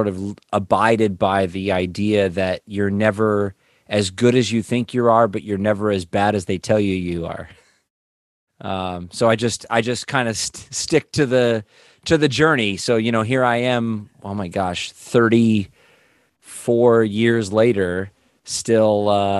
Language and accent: English; Los Angeles, California, United States; also born or lived in Las Vegas; Well, I've grown up in the Valley in Los Angeles since the 80s. I was born in Vegas. My mom grew up in San Jose, so we lived up in Northern California in Santa Cruz for a minute, but came down here.